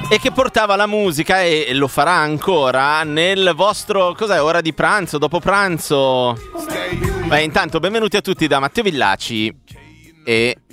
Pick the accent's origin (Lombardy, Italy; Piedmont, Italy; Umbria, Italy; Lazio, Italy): Lombardy, Italy; Milan; Sono milanese, nord eh, no, no, non lo so.